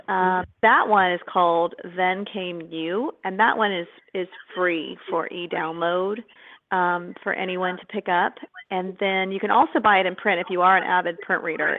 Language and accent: English; California, United States; now in Texas, United States; I grew up in California